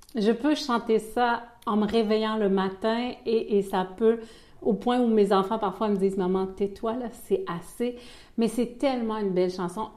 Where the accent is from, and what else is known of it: Quebec City, Quebec, Canada; accent: Québécois; moved away as an adult; also born or lived in Ivory Coast; now in Belgium